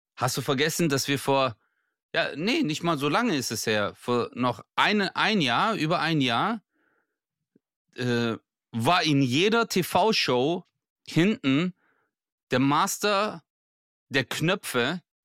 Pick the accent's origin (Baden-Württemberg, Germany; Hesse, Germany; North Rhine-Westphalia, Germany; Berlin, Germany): Baden-Württemberg, Germany; Bad Urach; meine Heimat, Bad Urach